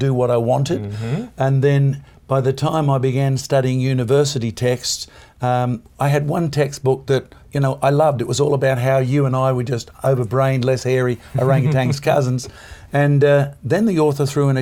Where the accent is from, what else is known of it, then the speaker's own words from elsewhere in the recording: East Coast of Australia, about 600 miles north of Sydney, Queensland, Australia; I'm about 600 miles north of Sydney